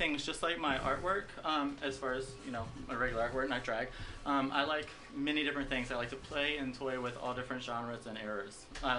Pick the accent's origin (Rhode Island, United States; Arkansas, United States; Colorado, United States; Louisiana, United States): Louisiana, United States; New Orleans; moved away as an adult; also born or lived in Baton Rouge; now in San Francisco, United States; I am from New Orleans. I was graduated school and college in Baton Rouge, which is an hour away from New Orleans.